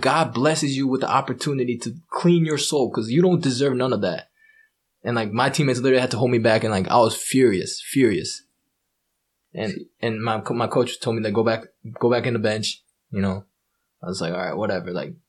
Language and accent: English; Japan; As a Japanese, like, they don't think Asian people can pronounce R's.